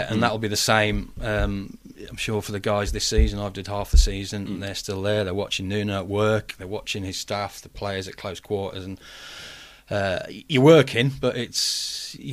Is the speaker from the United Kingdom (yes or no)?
yes; Wolverhampton, West Midlands, United Kingdom; We're from Wolves. We're from Wolverhampton. Let's let's just show people we're not afraid to be mm. running through the town.